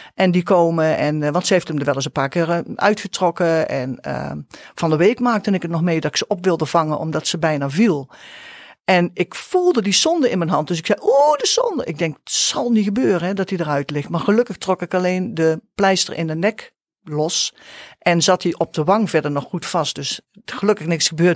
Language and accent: Dutch; Nijmegen, Gelderland, Netherlands; Wij komen uit Nijmegen